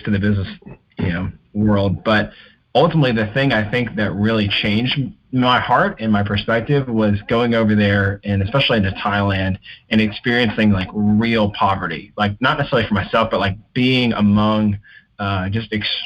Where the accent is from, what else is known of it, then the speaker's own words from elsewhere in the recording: the South, United States; Growing up in the South